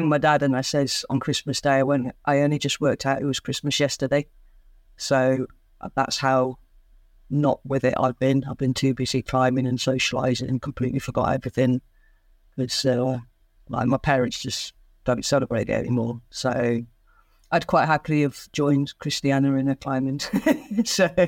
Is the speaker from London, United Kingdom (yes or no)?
no; Derby, East Midlands, United Kingdom; inside Derby, which is a hometown in the UK